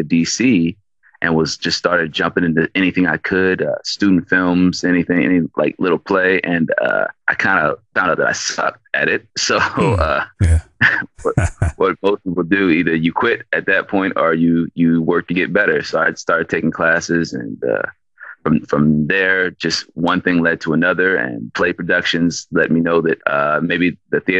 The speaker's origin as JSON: {"language": "English", "town": "Upper Marlboro", "region": "Maryland", "country": "United States", "tie": "born or raised there", "also_born_or_lived": "Seattle, Washington / Chicago", "moved": "as an adult", "said": "I was born in Seattle, Washington, but I was actually raised most of my life in Maryland, up in Marlboro, Maryland, which is right outside of D.C."}